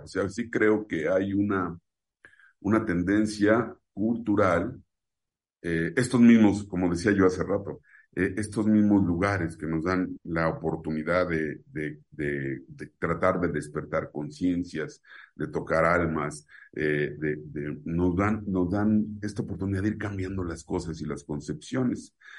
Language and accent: Spanish; Mexico; en mi país, en México